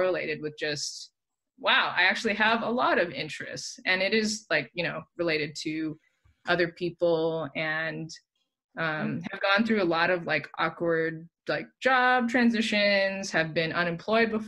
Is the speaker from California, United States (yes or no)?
yes; Southern California, United States; also born or lived in San Francisco Bay Area; Born and raised in SoCal, and then for the past, basically since I met you guys, have been in the Bay